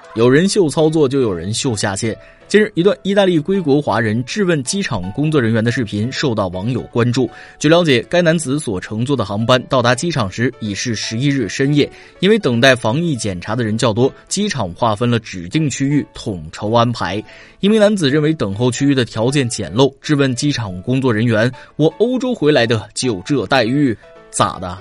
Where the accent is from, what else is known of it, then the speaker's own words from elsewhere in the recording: China; 我们中国人